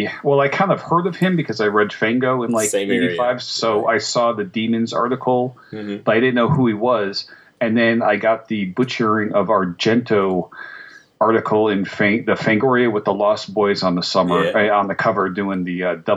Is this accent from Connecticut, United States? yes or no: yes; Connecticut, United States; I lived in Connecticut. I grew up in Connecticut